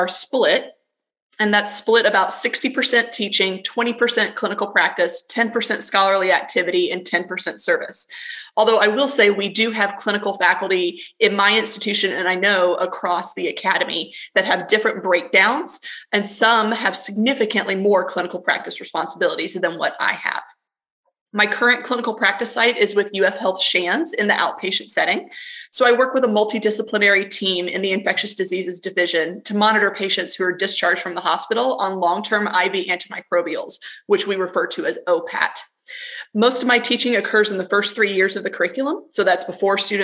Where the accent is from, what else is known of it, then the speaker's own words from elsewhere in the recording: Florida, United States; also born or lived in Texas; I'm originally from Florida